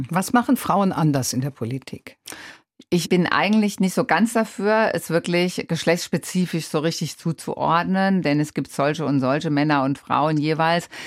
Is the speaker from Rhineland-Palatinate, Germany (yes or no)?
yes; Rhineland-Palatinate, Germany; Ich bin in der Pfalz groß geworden und ähm, ich bin auch so erzogen